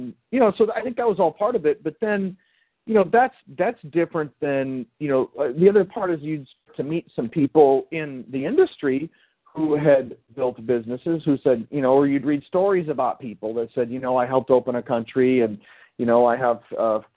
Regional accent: Midwest, United States; growing up in the Midwest

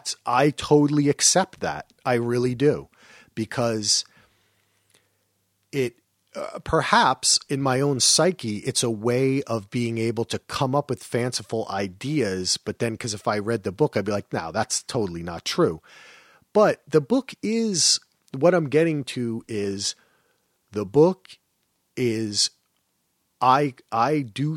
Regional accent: New Jersey, United States; I'm from New Jersey.

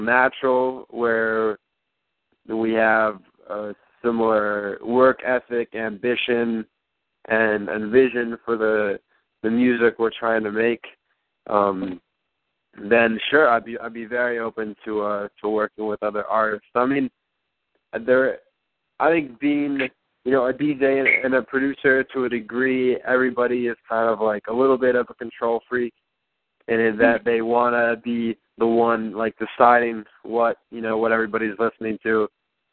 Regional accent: Philadelphia, Pennsylvania, United States; Growing up in Philadelphia

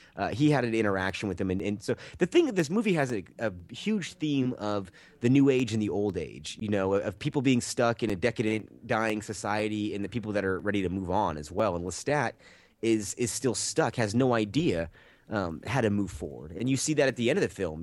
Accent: the Bay Area, California, United States; I'm from the Bay Area

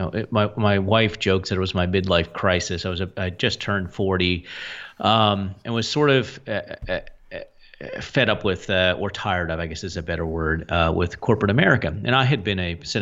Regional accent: near Three Mile Island, Pennsylvania, United States; I grew up near Three Mile Island in Pennsylvania

